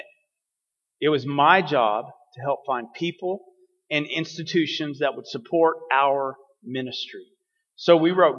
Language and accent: English; Dalhart, Texas, United States; also born or lived in Lubbock, Texas; I grew up in Dalhart, Texas, way north of here, in the Panhandle